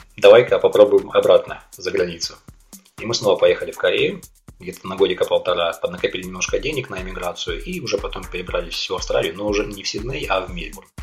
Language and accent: Russian; Taganrog, Rostov Oblast, Russia; moved away as an adult; also born or lived in South Korea; now in Melbourne, Australia; уехал я из Таганрога в 2001 году